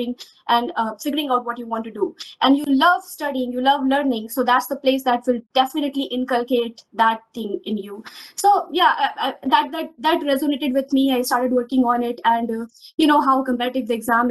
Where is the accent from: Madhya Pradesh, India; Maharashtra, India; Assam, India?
Madhya Pradesh, India; Rewa; I come from a very small town in Madhya Pradesh. I'm from Rewa, MP